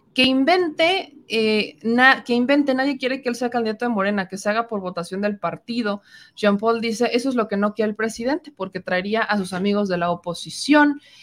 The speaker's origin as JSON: {"language": "Spanish", "country": "Mexico", "said": "nosotros como mexicanos"}